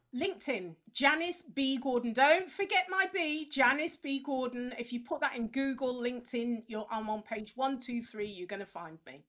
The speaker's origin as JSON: {"language": "English", "region": "England", "country": "United Kingdom", "said": "we English people"}